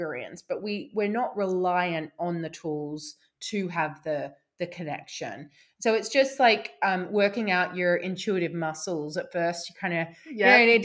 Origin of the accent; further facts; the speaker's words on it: Australia; moved away as an adult; also born or lived in London; now in Somerset, United Kingdom; I grew up in Australia. I moved to London when I was, what, like 25. And then I now live in Somerset